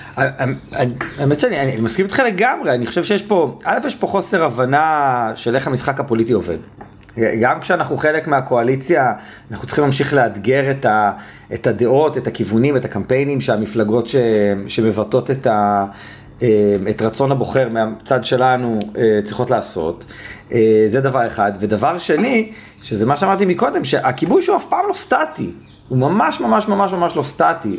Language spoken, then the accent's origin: Hebrew; Israel; כל מי שגדל על אותו סולם ערכים שאני גדלתי אה, במדינת ישראל